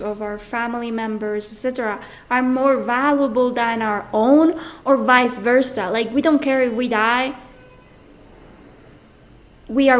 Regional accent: Puerto Rico; moved away; also born or lived in Mexico; I'm coming from Puerto Rico

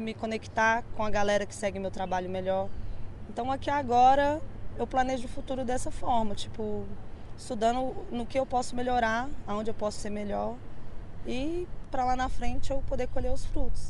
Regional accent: Contagem, Minas Gerais, Brazil; Sou natural de Contagem, mas meu trampo consiste todo aqui na cidade, né, na capital

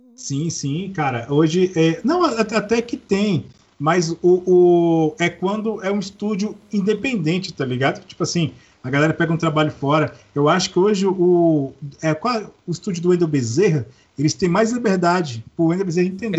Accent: Minas Gerais, Brazil; eu sou mineiro, né? Então criado no interior

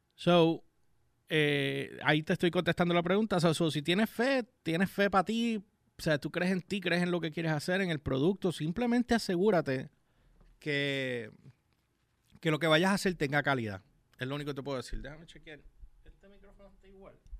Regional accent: Puerto Rico; no en mi país

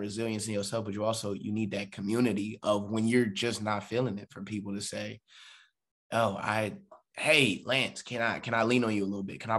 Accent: Philadelphia, Pennsylvania, United States; I'm from Philly, so trust the process.

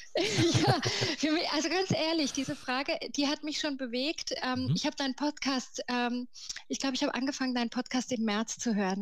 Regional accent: Karlsruhe, Baden-Württemberg, Germany; also born or lived in Galicia, Spain (parents' origin); Geboren bin ich tatsächlich in Karlsruhe, in Süddeutschland

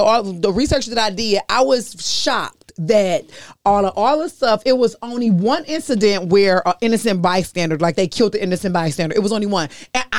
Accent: Detroit, Michigan, United States; I'm from Detroit.

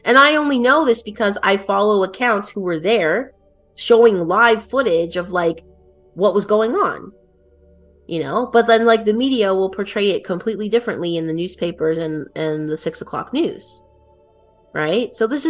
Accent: Canada; I'm Italian Canadian

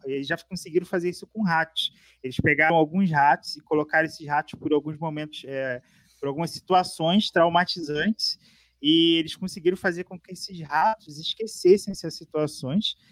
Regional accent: Rio de Janeiro, Brazil; now in São Paulo, Brazil; Eu fui nascido e criado no Rio, conhecia todas as estradas do Rio

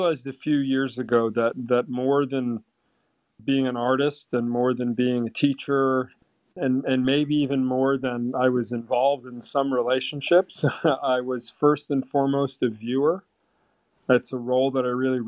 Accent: Vermont, United States; growing up in Vermont

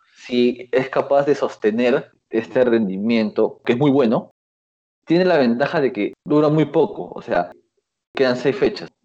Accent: Lima, Peru; yo soy de Mirones

